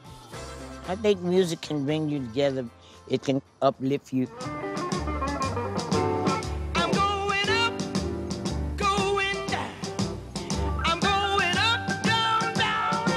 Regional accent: San Francisco, California, United States; I grew up in Fillmore

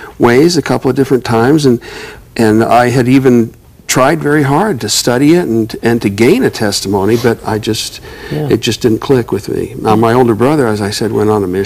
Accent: Bountiful, Utah, United States; I was raised in Bountiful, Utah

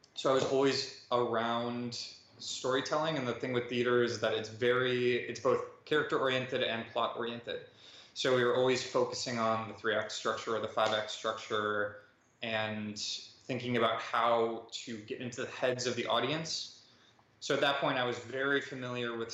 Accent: Wisconsin, United States; moved away as an adult; now in New York City, United States; I'm from Wisconsin, but I just moved to New York City

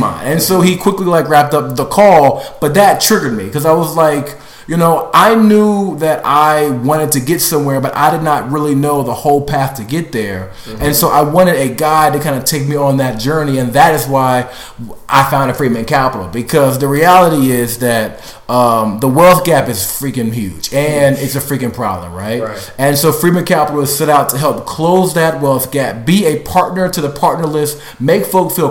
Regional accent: Maryland, United States; I am from Maryland, so I was born and raised there

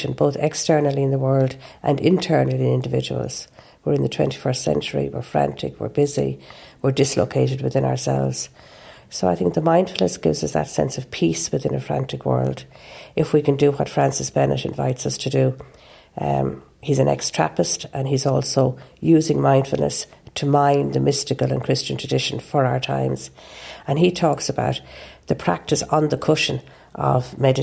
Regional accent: Ireland; I'm an Irish Catholic. It's in my genes

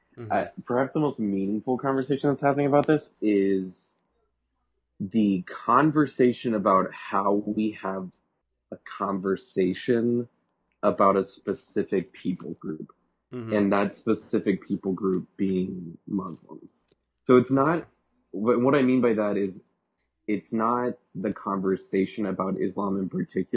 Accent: Florida, United States; we're both from Florida

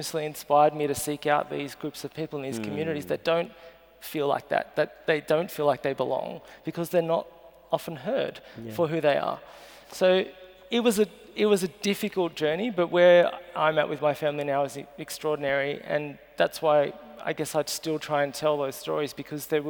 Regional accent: Sydney, New South Wales, Australia; I grew up out in Western Sydney, far Western Sydney

